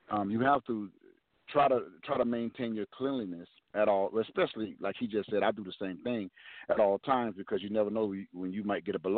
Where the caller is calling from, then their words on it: Jacksonville, Florida, United States; calling from Jacksonville, Florida.